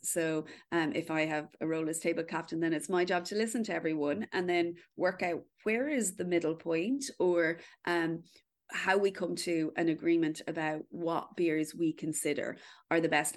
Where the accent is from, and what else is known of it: Kildare, County Kildare, Ireland; born or raised there